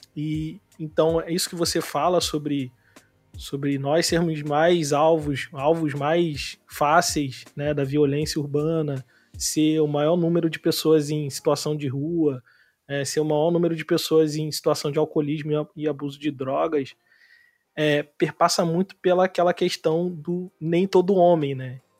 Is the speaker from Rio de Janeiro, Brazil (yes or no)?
yes; Nova Iguaçu, Rio de Janeiro, Brazil; moved away; eu sou de Nova Iguaçu, de Austin